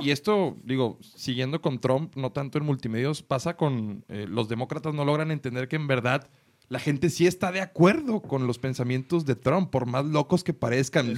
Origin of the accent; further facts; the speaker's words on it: Mexico; Como mexicano